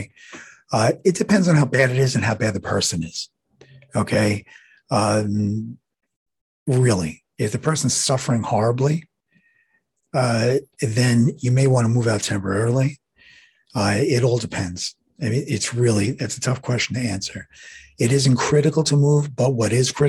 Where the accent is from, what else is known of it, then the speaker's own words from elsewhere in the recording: New York City, New York, United States; I'm from New York City